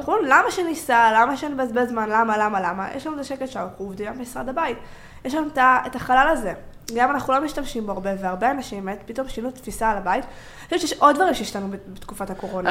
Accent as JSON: {"language": "Hebrew", "country": "Israel", "said": "אני בתור ישראלית"}